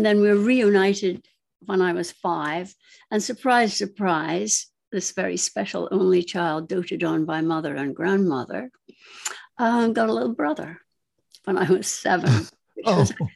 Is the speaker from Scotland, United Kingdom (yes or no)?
yes; Aberdeen, Scotland, United Kingdom; moved away; also born or lived in Arbroath, Scotland; I grew up in Aberdeen, very much a town for fishing, granite, and beautiful granite, by the way, that gray sparkling mica stone, infused stone